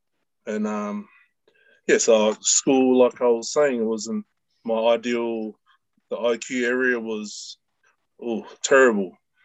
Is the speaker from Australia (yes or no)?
yes; Melbourne, Victoria, Australia; moved away as an adult; also born or lived in Papeete, Tahiti / Aitutaki, Cook Islands; now in New Zealand; I grew up in Broadie, Broadmeadows, up in the northern suburbs, and then my family migrated moved over to Clayton.